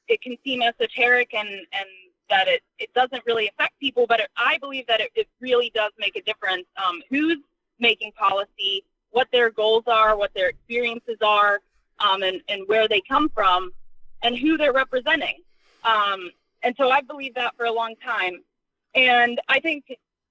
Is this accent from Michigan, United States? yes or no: no; Butler, Pennsylvania, United States; moved away as an adult; also born or lived in Washington, D.C. / Senegal; now in McConnellsburg, United States; I was born and raised in Butler County in Western Pennsylvania